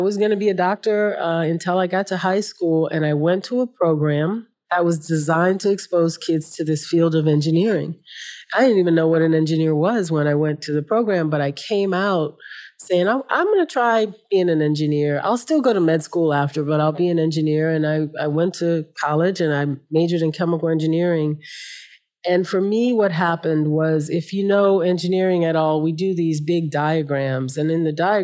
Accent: New Orleans, Louisiana, United States; I was raised in New Orleans on the Gulf Coast of the United States.

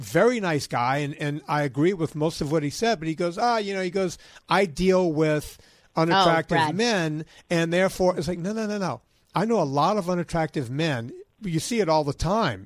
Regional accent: Louisiana, United States; I'm from Louisiana

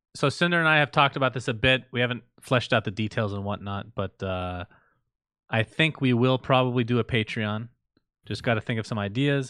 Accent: United States; also born or lived in Middle East; growing up in the United States

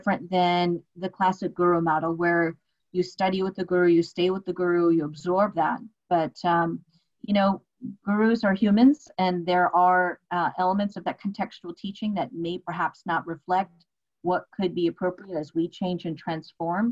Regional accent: United States; my culture is being an Indian woman born and raised here in the States.

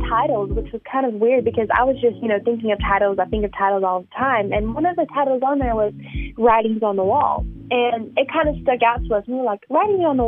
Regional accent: Charlotte, North Carolina, United States; I'm actually from Charlotte, North Carolina

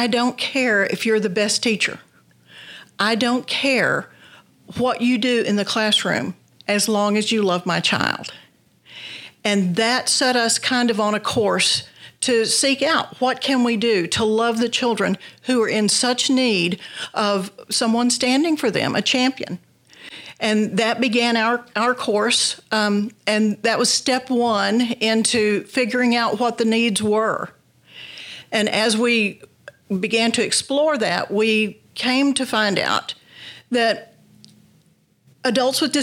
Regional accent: Beulah, Texas, United States; born or raised there; moved away as an adult; also born or lived in Dallas, Texas; now in Sudan, United States

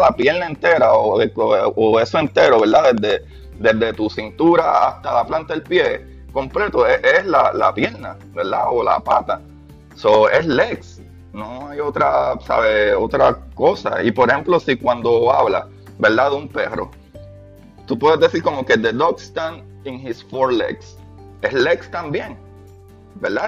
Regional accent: Puerto Rico; como puertorriqueño

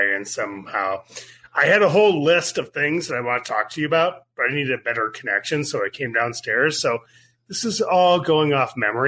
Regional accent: Kansas City, Missouri, United States; I grew up in Kansas City.

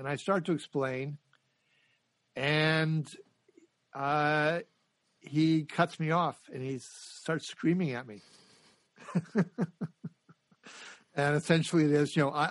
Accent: North Dakota, United States; moved away; I come from North Dakota by background. So we're not a lot of blue bloods there

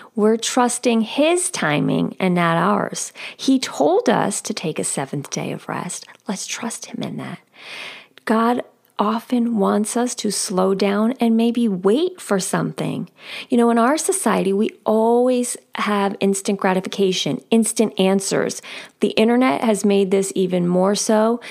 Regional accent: outside of New York City, United States; moved away as an adult; I grew up outside of New York City.

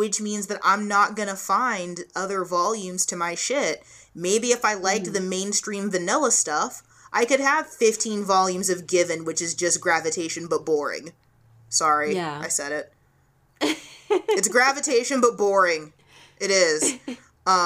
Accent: United States; an American anime fan

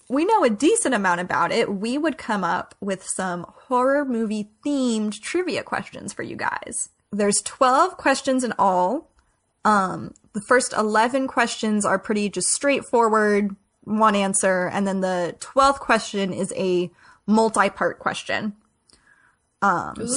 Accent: Salem, Massachusetts, United States; we come from Salem, Massachusetts

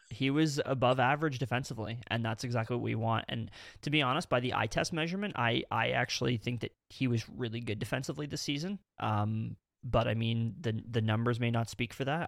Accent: Canada; we are Canadian

